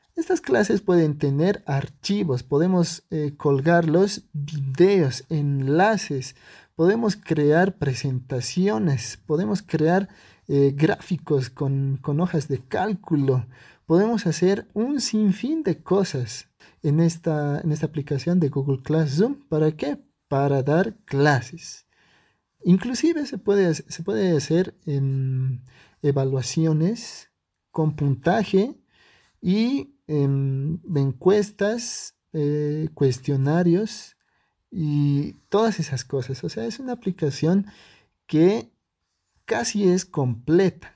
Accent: Bolivia; yo soy de Bolivia

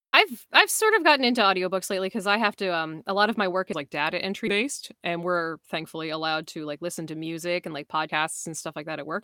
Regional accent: Canada; I'm from Atlanta, Canada

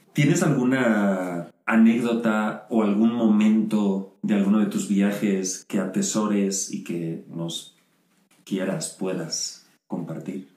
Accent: Spain; moved away as an adult; Yo me fui de España

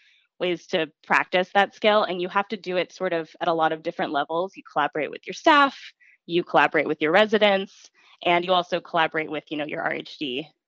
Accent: Las Vegas, Nevada, United States; moved away as an adult; I'm from Las Vegas, and so it was a long ways from home

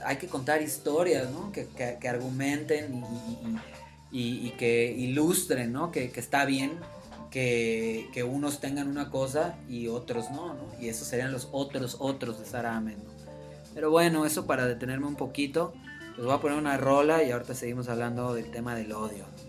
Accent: Yucatán, Mexico; de donde yo vengo, del estado de Yucatán

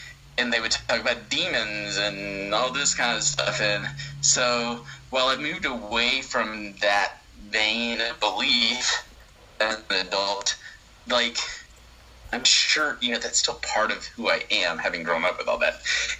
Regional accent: southwest Georgia, United States; I ended up living back in my hometown in a small rural town in southwest Georgia.

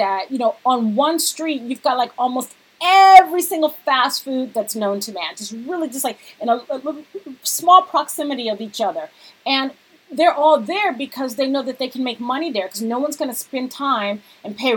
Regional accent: Cerritos, California, United States; also born or lived in Lakewood; I grew up in Cerritos, but my first elementary school was actually in Lakewood, which was next door, Palms Elementary.

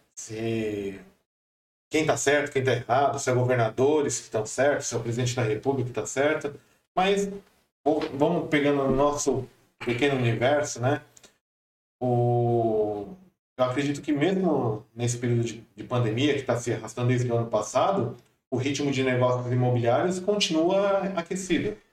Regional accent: Brazil; A gente é brasileiro

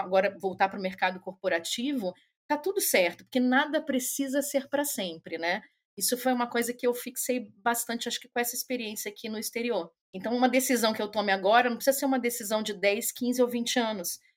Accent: Rio de Janeiro, Brazil; moved away as an adult; also born or lived in São Paulo; now in Germany; Sou carioca, mas morei, antes de vir para a Alemanha, estou aqui na Alemanha, vai fazer cinco anos. É, morei em São Paulo dez anos

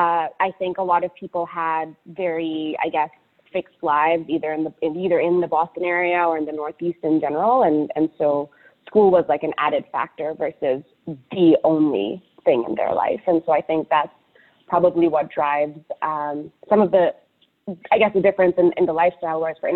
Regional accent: Indonesia; also born or lived in United Arab Emirates; now in United States; even though I grew up in Indonesia and the UAE, you know, my parents are very good about taking us back every summer to spend time with extended family in Calcutta.

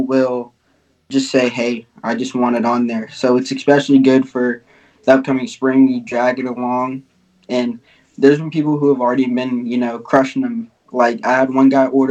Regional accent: Florida, United States; I'm from Florida

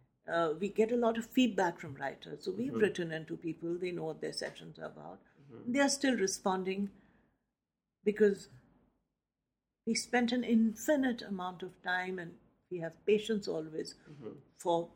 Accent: Nainital, Uttarakhand, India; my hometown of Nainital

